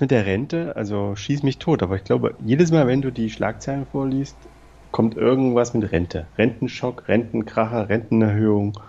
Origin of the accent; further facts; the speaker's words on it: East Germany, Germany; in meiner Jugend damals in der Deutschen Demokratischen Republik